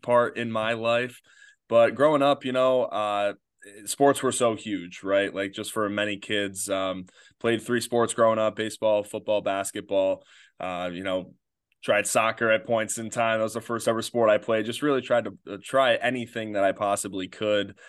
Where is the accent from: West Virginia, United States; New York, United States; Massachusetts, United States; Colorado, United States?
New York, United States; Batavia; grew up in uh, Batavia, New York